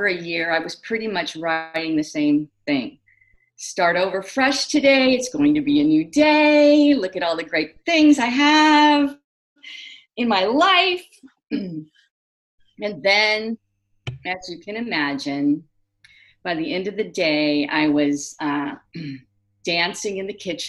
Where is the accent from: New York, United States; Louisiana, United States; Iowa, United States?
Iowa, United States; Carter Lake; now in San Francisco Bay Area, United States; I was from Carter Lake, Iowa, fish out of water, trying to fit